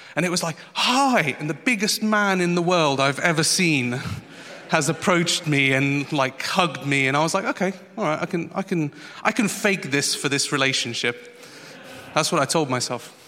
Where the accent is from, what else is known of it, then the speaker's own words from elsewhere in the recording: Portugal; moved away; I went back to the old country. I'm from Portugal.